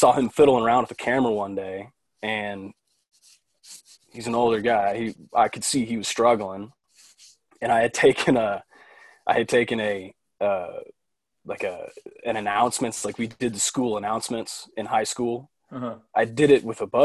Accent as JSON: {"language": "English", "town": "Dallas", "region": "Texas", "country": "United States", "tie": "born or raised there", "also_born_or_lived": "Oxford, Mississippi", "said": "I'm 24 from Dallas. I born and raised in Dallas"}